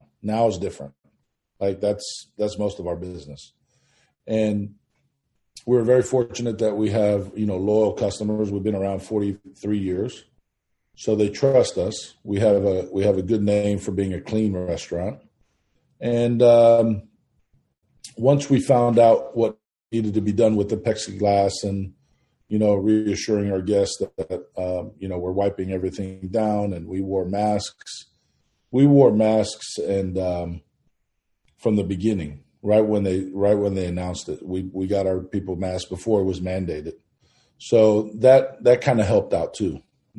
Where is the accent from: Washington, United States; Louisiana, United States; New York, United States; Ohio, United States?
New York, United States; Manhattan; born there; now in Houston, United States; Went to New York. We lived in Manhattan. I was born in Manhattan. And in 1977, they migrated down here to Houston.